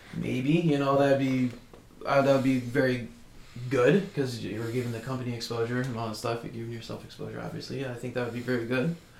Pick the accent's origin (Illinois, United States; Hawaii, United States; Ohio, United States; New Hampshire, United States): Illinois, United States; Fox Lake; I grew up in Fox Lake.